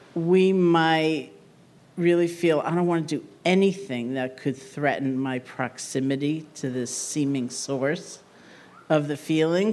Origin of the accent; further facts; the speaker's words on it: New York, United States; being a New Yorker